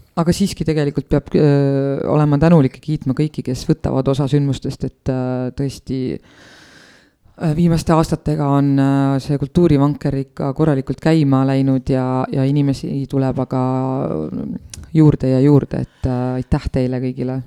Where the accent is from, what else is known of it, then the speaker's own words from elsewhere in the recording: Estonia; ma olen sündinud Eesti riiki